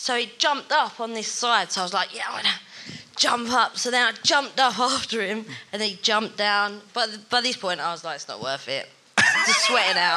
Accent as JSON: {"language": "English", "town": "Horndon on the Hill", "region": "East of England", "country": "United Kingdom", "moved": "as an adult", "lives_now": "London, United Kingdom", "said": "I'm originally from Thurrock"}